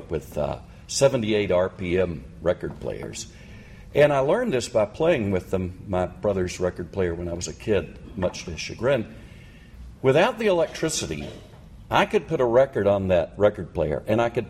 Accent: United States; I'm American male

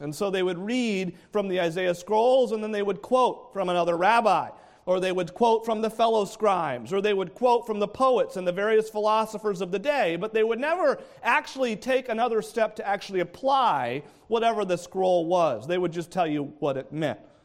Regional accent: New England, United States; I grew up in New England

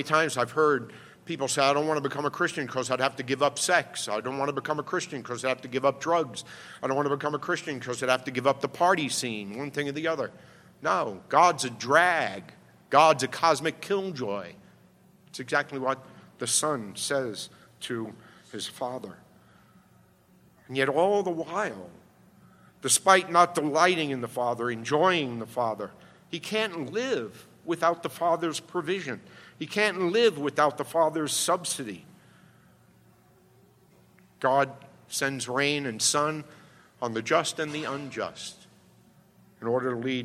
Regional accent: New York City, New York, United States; I grew up in the Bronx

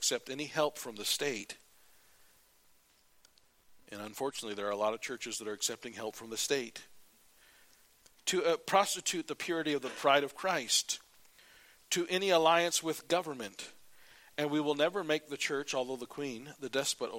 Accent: United States; as an American

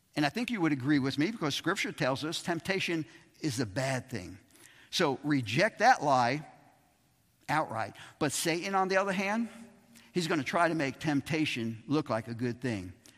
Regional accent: New York City, New York, United States; Growing up in Brooklyn

